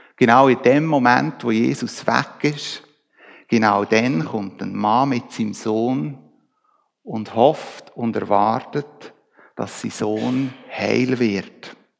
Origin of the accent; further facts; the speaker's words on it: Switzerland; Wir Schweizer